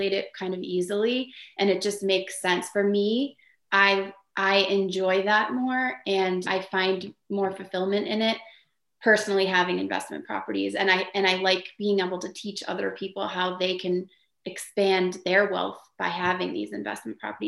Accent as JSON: {"language": "English", "town": "Atkinson", "region": "New Hampshire", "country": "United States", "said": "I'm from Atkinson"}